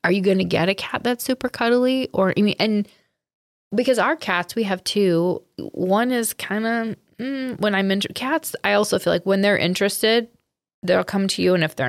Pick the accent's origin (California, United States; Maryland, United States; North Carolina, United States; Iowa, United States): Iowa, United States; Monticello; Animal Welfare Friends in Monticello, Iowa. It's where I volunteer. It's my hometown.